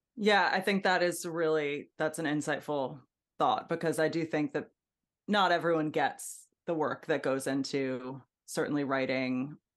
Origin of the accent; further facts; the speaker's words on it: Hudson Valley, New York, United States; also born or lived in Brooklyn, New York; we moved to the Hudson Valley